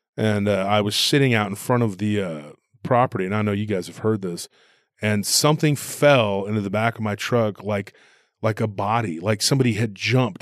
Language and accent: English; Taylor, Texas, United States; here in my hometown, um, Taylor